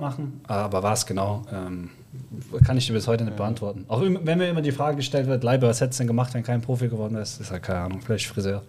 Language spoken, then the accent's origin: German; near Stuttgart, Baden-Württemberg, Germany; moved away; ich komme aus der Nähe von Stuttgart, bin dort mit meinem älteren Bruder, 14 Monate älter, zusammen mit meinen Eltern, die sich dann später am Scheiden lassen, aufgewachsen.